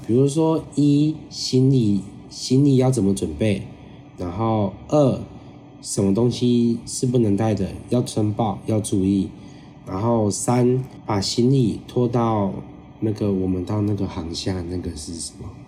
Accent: Taiwan; 我们是台湾来的

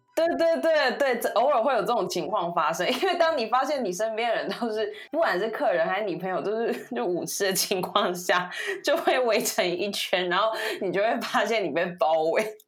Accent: Taiwan; moved away as an adult; now in Japan; 身为一个台湾人

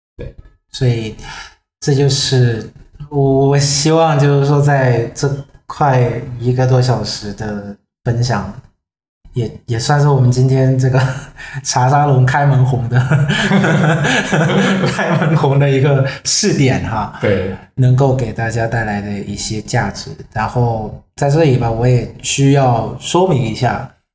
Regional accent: Vietnam; 我是来自越南的

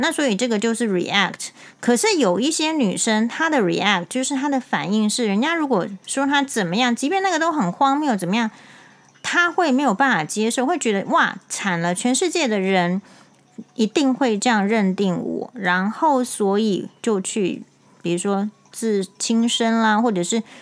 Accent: Taiwan; 因为我是台湾人

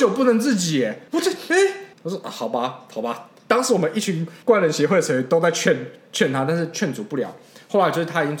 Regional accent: Keelung, Keelung City, Taiwan; 哦我们都是基隆人，哦也还还还都是基隆高中毕业的

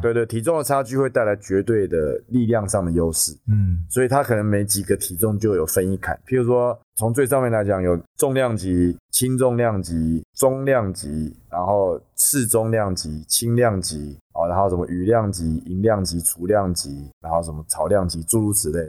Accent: Taiwan; 就说你是不是台湾来的？我说你怎么知道？

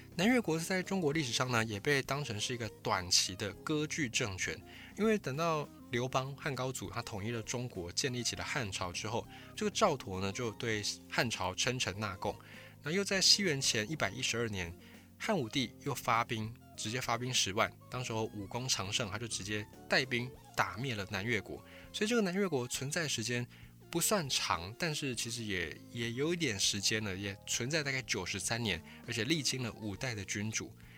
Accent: Taiwan; 我们是来自台湾

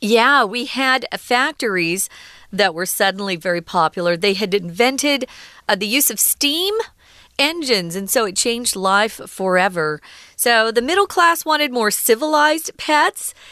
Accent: United States; growing up in America

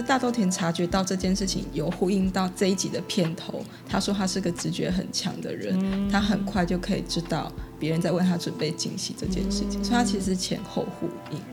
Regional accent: Taiwan; now in Taipei, Taiwan; 我们乡下到现在都还是可以听得到你那个，呃，骑着三轮车的广播

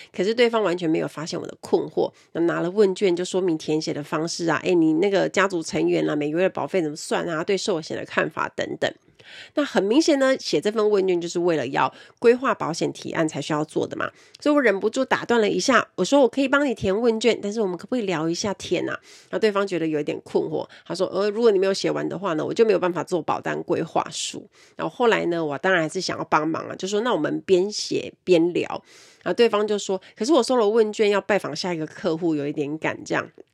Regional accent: Kaohsiung, Taiwan; 我们都是高雄人

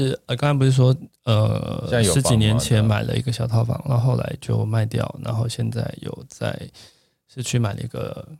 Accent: Tainan, Taiwan; 当然现在我一个月每个月至少回去一次，但是频率就是没那么高。就台南是我的故乡了。

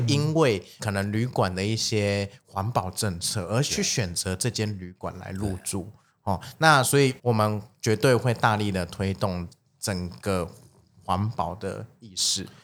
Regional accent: Taiwan; 我们 台湾人

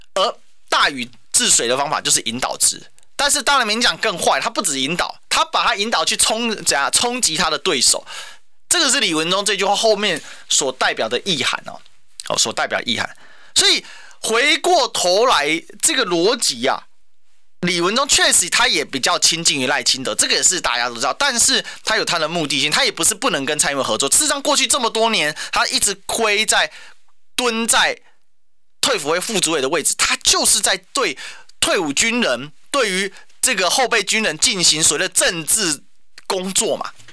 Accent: Kaohsiung, Taiwan; 我身为高雄人

